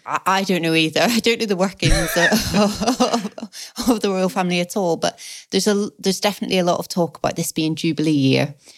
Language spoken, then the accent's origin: English; Belfast, Northern Ireland, United Kingdom; now in England; I grew up in Belfast.